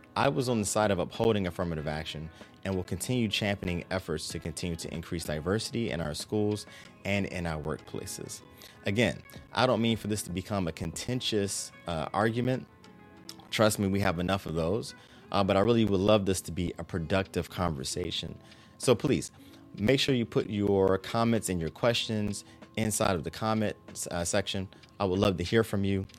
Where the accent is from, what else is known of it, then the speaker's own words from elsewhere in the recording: Maryland, United States; my home state of Maryland